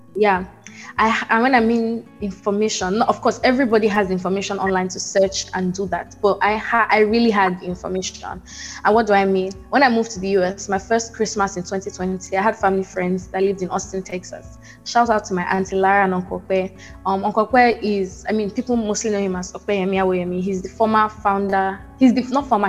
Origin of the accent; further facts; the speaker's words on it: Port Harcourt, Rivers State, Nigeria; moved away as an adult; now in United States; I grew up in Port Harcourt